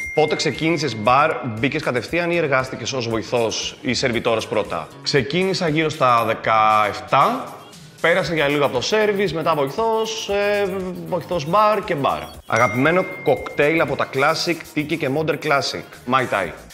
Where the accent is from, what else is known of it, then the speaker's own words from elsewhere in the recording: Corfu, Ionian Islands, Greece; είμαι και από την Κέρκυρα